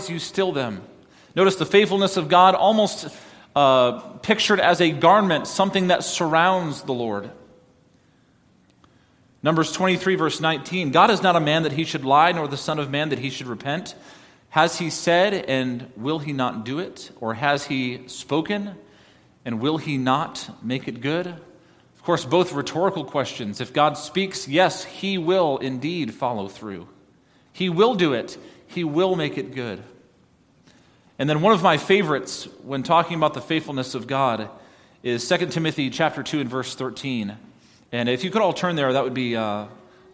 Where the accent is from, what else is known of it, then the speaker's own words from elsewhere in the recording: New York, United States; moved away; I grew up in New York